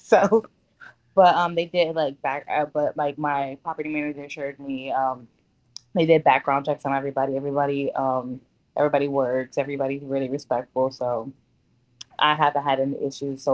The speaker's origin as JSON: {"language": "English", "town": "Bridgeport", "region": "Connecticut", "country": "United States", "also_born_or_lived": "West Haven, Connecticut", "moved": "as an adult", "lives_now": "Baltimore, United States", "said": "I'm originally from Bridgeport, Connecticut, but at the time I was living in West Haven before I moved out"}